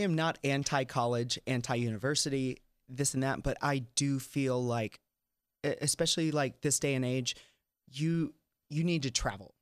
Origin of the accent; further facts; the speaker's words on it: Tennessee, United States; moved away; I'm from Tennessee